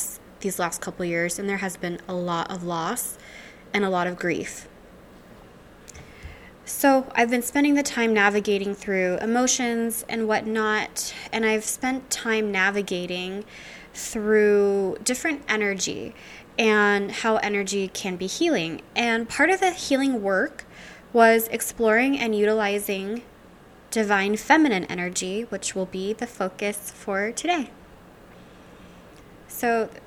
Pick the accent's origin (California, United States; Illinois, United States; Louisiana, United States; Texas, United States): Louisiana, United States; now in Seattle, United States; I'm originally from Louisiana